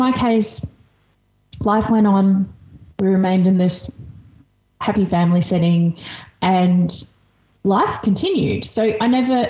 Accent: Australia; English is a second language; here in Australia. I'm an immigrant. I moved here when I was 5. I didn't speak English when I moved here.

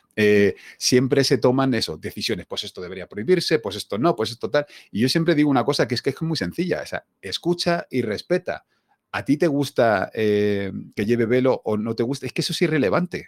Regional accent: Spain; yo nací aquí en España

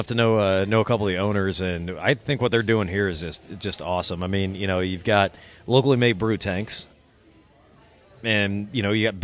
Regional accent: Rock Island, Illinois, United States; my hometown of Rock Island

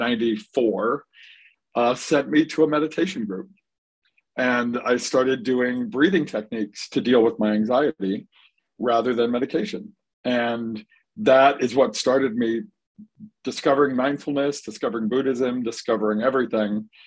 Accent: Dearborn, Michigan, United States; also born or lived in Florida; I was born and raised in Dearborn

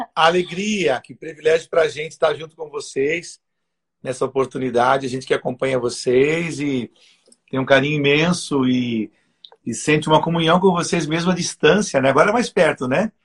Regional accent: Joinville, Santa Catarina, Brazil; eu nasci em Joinville

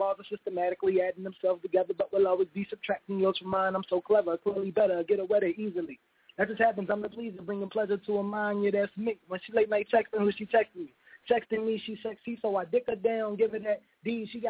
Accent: Philadelphia, Pennsylvania, United States; I'm from Southwest.

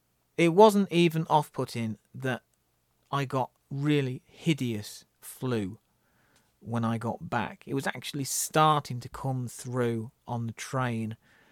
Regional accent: North East England, United Kingdom; I think they probably resonate with me because I was brought up in the Northeast. My grandparents used to live in Hartlepool, and Hartlepool in the 1980s was pretty much a lot like Glasgow.

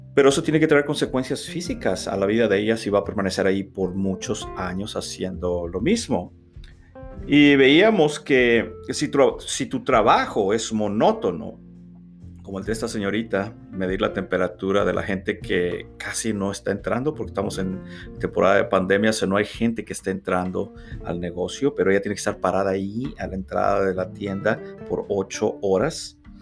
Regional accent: Reynosa, Tamaulipas, Mexico; moved away as an adult; now in United States; ya no pude regresar a mi natal Reynosa, Tamaulipas, México

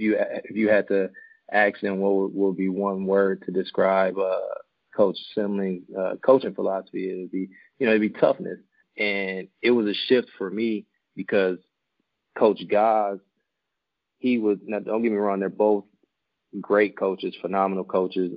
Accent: Milwaukee, Wisconsin, United States; born and raised in Milwaukee, Wisconsin

